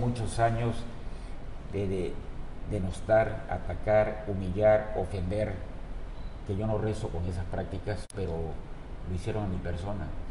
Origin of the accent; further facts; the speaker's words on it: Villahermosa, Tabasco, Mexico; Nosotros nacimos en la calle Juárez, en el centro de Villahermosa, donde tuve mi laboratorio por añísimos